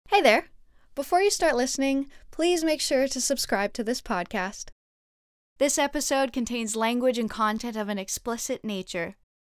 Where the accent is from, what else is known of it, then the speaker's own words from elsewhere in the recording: Montreal, Quebec, Canada; moved away as an adult; now in Los Angeles, United States; my hometown of Montreal